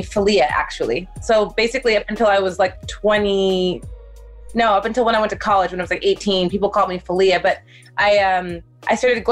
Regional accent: Mount Vernon, New York, United States; I grew up in Mount Vernon, New York.

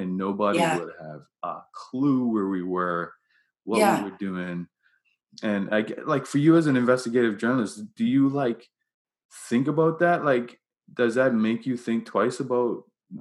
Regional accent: Bermuda; I grew up in Bermuda

